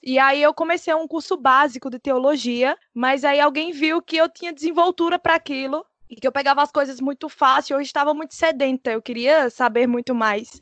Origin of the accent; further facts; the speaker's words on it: Caruaru, Pernambuco, Brazil; eu sou de Caruaru